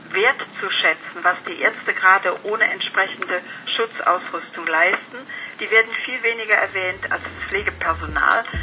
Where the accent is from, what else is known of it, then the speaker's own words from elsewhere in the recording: Rhineland, Germany; Sie müssen wissen, ich bin Rheinländer. Ich bin immer positiv.